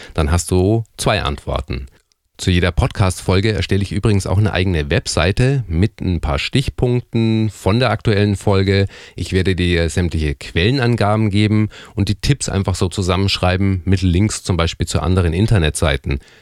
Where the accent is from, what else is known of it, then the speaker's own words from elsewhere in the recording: Erlangen, Bavaria, Germany; in meiner Heimatstadt, in Erlangen